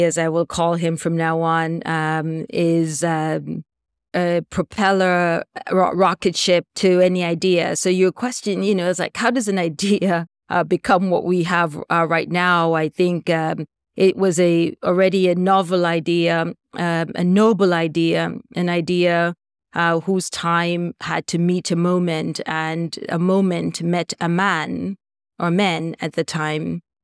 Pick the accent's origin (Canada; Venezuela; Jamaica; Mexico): Jamaica; moved away; I'm from Jamaica originally